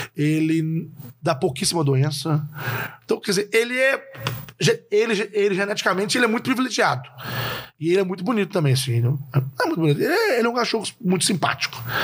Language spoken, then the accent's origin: Portuguese; interior of Minas Gerais, Brazil; eu sou do interior de Minas